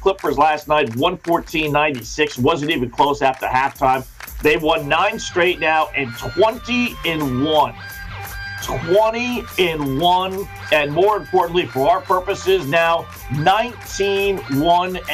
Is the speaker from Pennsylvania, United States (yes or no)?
no; New Jersey, United States; I'm from New Jersey